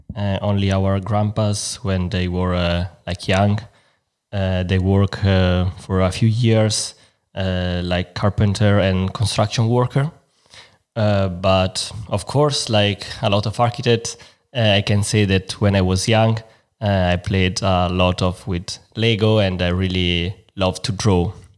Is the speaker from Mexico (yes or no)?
no; Milan, Lombardy, Italy; English is a second language; moved away as an adult; now in Frankfurt, Germany; I'm from Milan